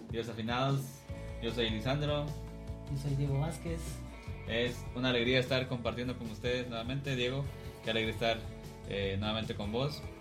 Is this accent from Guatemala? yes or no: yes; Cuilapa, Santa Rosa, Guatemala; Y yo también soy de acá de Cuilapa.